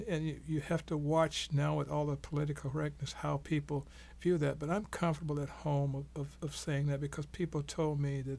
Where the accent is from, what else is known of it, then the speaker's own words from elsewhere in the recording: Mexico; But I come from Mexico.